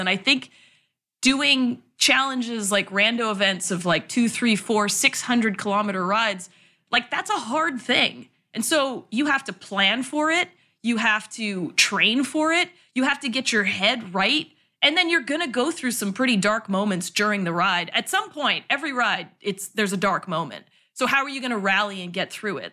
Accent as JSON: {"language": "English", "country": "Canada", "also_born_or_lived": "Toronto / New York City", "moved": "as an adult", "lives_now": "San Francisco, United States", "said": "I'm Canadian"}